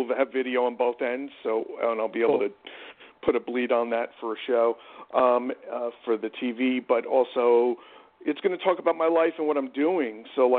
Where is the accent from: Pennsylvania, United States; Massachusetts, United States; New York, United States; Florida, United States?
New York, United States; I am a New Yorker. Always have been, always will be. My dad's from the Bronx